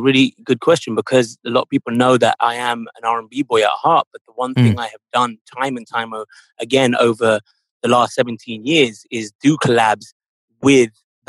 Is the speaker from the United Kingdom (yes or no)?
yes; United Kingdom; because yes, I'm British, and because of that, I was, you know, influenced by a lot of things in mainstream culture like R&B and hip hop, but also growing up in an Indian household